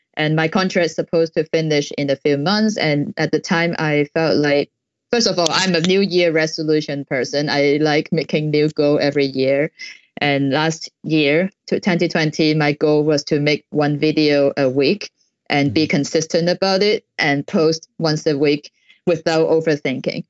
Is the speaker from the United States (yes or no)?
no; Hong Kong; I'm from Hong Kong